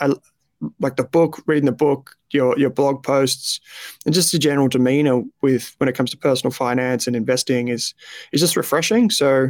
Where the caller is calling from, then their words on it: Melbourne, Victoria, Australia; I'm in Melbourne.